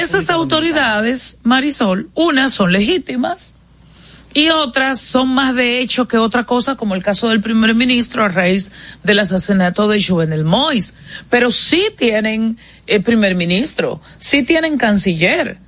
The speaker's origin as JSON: {"language": "Spanish", "country": "Dominican Republic", "said": "el surgimiento nuestro como república, de República Dominicana"}